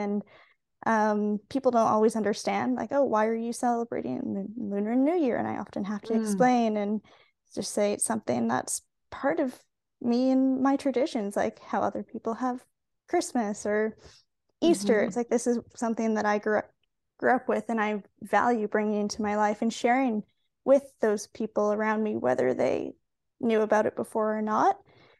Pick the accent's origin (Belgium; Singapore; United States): Singapore; of some Canadian traditions with us to wherever we went, but then also experiencing Asian culture, growing up in Singapore and Asian food and attending an international school